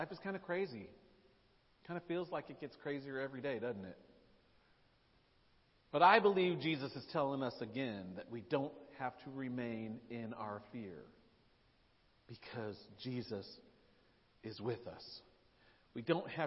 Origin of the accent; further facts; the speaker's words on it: Nashville, Tennessee, United States; moved away as an adult; I grew up in Nashville, lived there for decades.